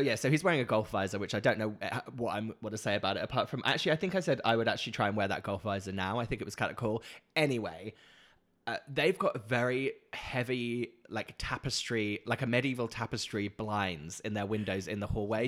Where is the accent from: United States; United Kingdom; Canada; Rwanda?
United Kingdom; Norfolk, East of England; moved away as an adult; also born or lived in London; I grew up in Norfolk